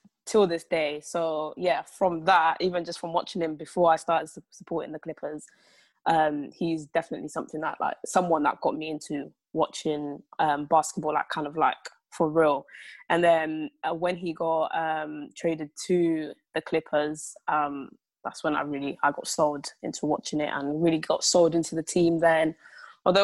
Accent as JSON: {"language": "English", "region": "England", "country": "United Kingdom", "tie": "born or raised there", "said": "growing up in England as well"}